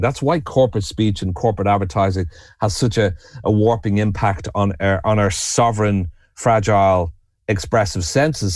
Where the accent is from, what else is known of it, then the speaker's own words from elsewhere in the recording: Dublin, Leinster, Ireland; moved away as an adult; also born or lived in New York; now in the Burren, Ireland; I'm originally from Dublin, and I'm a Celt